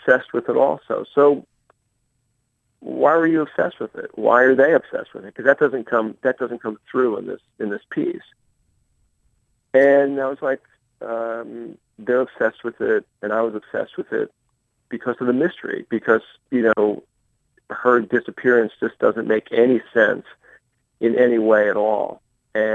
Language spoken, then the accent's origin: English; Marietta, Georgia, United States; my hometown of mm-hmm. Marietta, Georgia